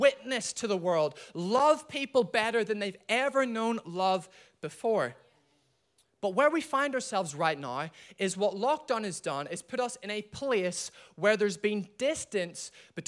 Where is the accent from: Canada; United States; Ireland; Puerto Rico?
Ireland; I'm from Ireland